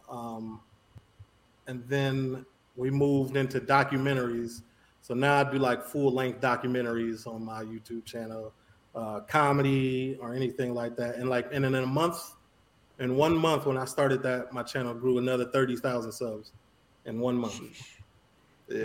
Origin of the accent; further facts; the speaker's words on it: Chicago, Illinois, United States; moved away as an adult; now in Miami, United States; I'm from the north side of Chicago, uh, Rogers Park, Evanston area. I lived right on the borderline. Uh, grew up there, went to high school in Skokie